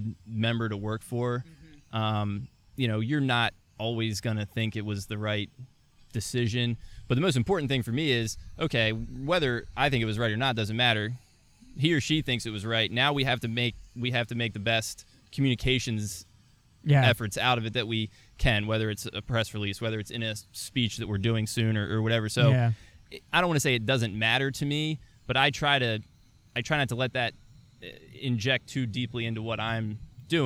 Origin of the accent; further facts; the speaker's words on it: Delaware, United States; I'm from Delaware.